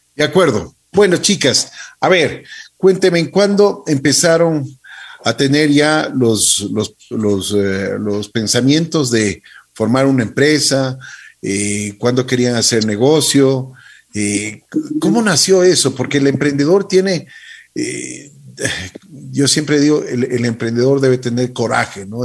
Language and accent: Spanish; Ecuador; Los ecuatorianos tenemos capacidad